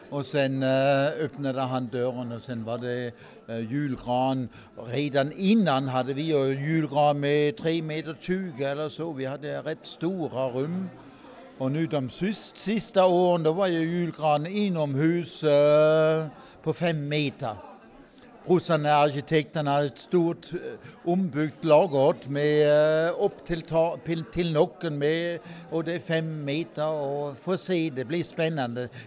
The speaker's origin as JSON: {"language": "Swedish", "region": "Southern Germany", "country": "Germany", "tie": "born or raised there", "second_language": "Swedish", "moved": "yes", "lives_now": "Sweden"}